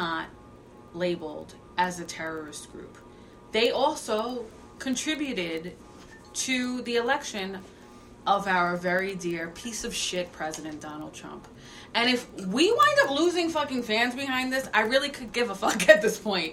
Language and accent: English; New York City, New York, United States; I grew up on Staten Island in the 80s and the 90s.